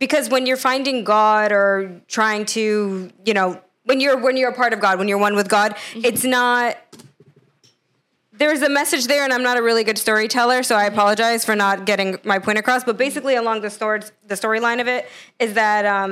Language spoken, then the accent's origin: English; United States; I come from the United States